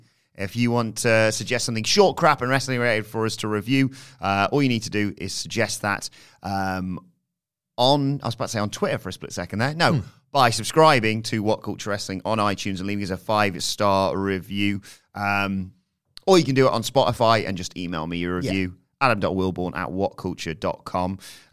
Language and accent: English; Quad Cities, Illinois, United States; also born or lived in Iowa; I grew up in the Quad Cities. It is 4 cities in Illinois and Iowa along the Mississippi River and home...